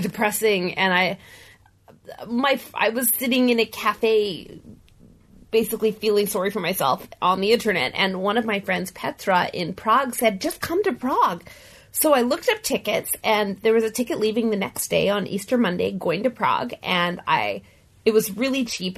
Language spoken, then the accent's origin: English; Canada; I said I was from Canada